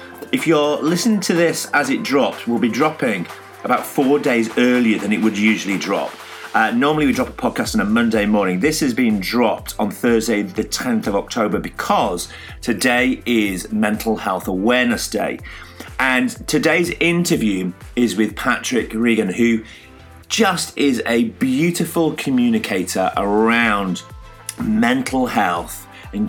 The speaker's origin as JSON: {"language": "English", "region": "Yorkshire and the Humber", "country": "United Kingdom", "said": "as a Yorkshireman"}